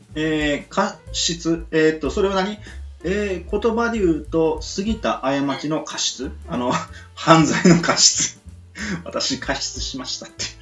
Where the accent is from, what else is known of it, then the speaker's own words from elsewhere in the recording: Miyazaki, Japan; 僕の、あのー、出身地はね、宮崎なんですが